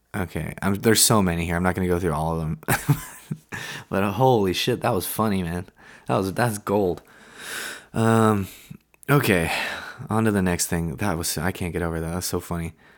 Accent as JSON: {"language": "English", "region": "West Coast of Canada", "country": "Canada", "said": "I'm from the West, I live on the West Coast."}